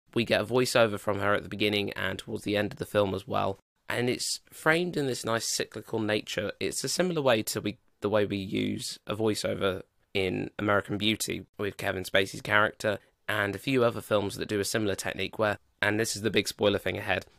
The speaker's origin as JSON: {"language": "English", "country": "United Kingdom"}